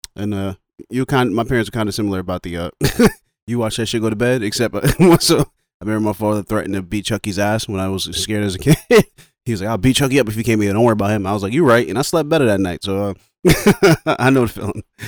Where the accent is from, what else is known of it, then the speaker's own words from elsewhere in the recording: New York, United States; I'm from New York. So, like, bo-, born and raised from New York, African-American